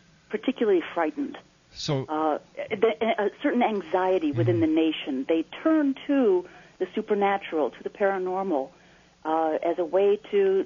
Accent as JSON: {"language": "English", "town": "Naperville", "region": "Illinois", "country": "United States", "tie": "born or raised there", "said": "growing up in Naperville"}